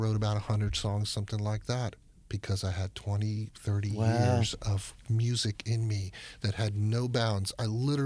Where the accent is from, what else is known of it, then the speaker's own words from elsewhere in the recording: Miami, Florida, United States; I'm a Miami guy